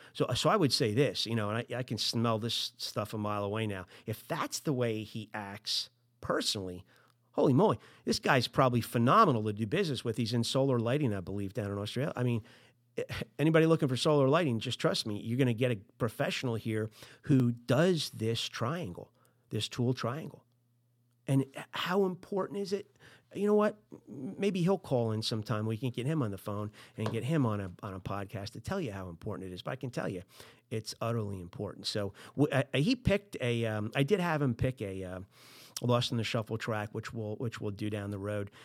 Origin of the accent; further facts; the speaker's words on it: New Jersey, United States; I'm from Jersey